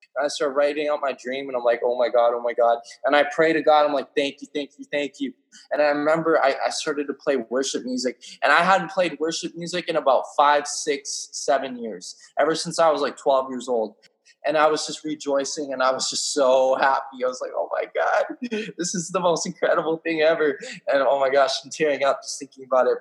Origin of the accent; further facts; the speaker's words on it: British Columbia, Canada; I'm from British Columbia, Canada